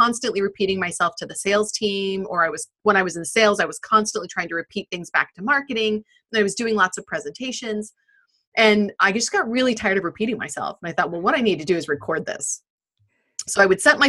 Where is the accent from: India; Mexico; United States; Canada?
United States; now in United Kingdom; I'm very American